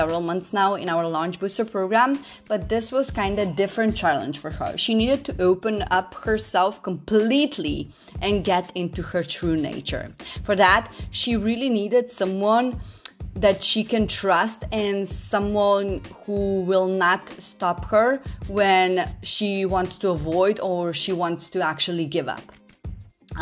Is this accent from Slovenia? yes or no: yes; Slovenia; Slovenia. My home country